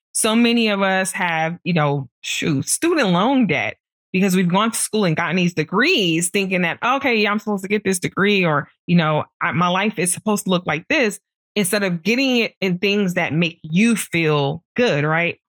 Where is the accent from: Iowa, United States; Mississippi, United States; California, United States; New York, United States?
New York, United States; New York City; I grew up in Brooklyn